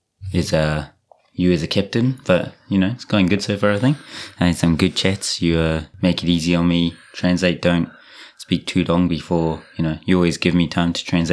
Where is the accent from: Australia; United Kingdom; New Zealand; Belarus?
New Zealand; Rotorua, Bay of Plenty; moved away as an adult; now in Japan; I'm from Rotorua.